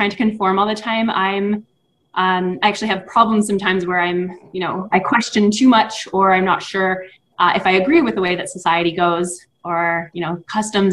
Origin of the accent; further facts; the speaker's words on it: Ottawa, Ontario, Canada; also born or lived in Los Angeles, United States; now in United States; I was born in Los Angeles and then grew up in Ottawa, Canada.